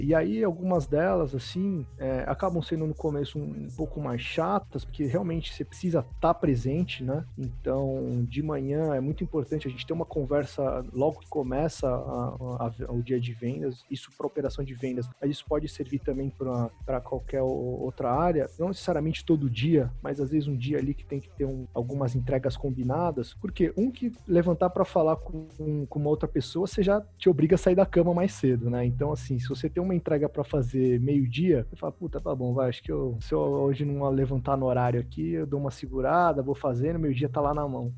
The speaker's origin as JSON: {"language": "Portuguese", "region": "São Paulo", "country": "Brazil", "tie": "born or raised there", "said": "sou um cara aqui que está erradicado em São Paulo desde criança"}